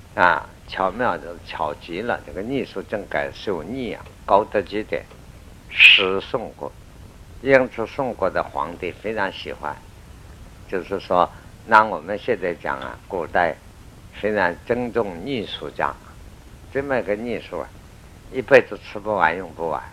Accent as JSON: {"language": "Chinese", "country": "China", "said": "我们中国人"}